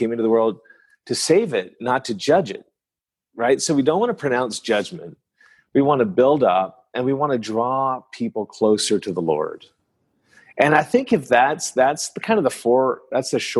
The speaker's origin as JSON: {"language": "English", "region": "northern New Brunswick", "country": "Canada", "tie": "born or raised there", "first_language": "French", "second_language": "English", "moved": "yes", "lives_now": "Dallas, United States", "said": "I grew up in a French town in northern New Brunswick in the east coast of Canada. And the first language I learned to speak is French. And so my mother tongue is French"}